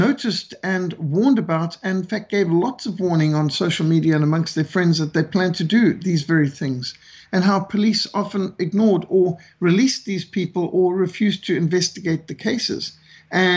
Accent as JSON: {"language": "English", "region": "Bulawayo", "country": "Zimbabwe", "tie": "born or raised there", "said": "I was raised in Rhodesia, what today is communist Zimbabwe."}